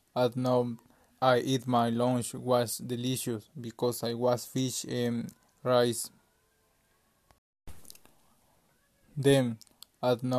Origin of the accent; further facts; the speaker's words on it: El Salvador; English is a second language; I am from El Salvador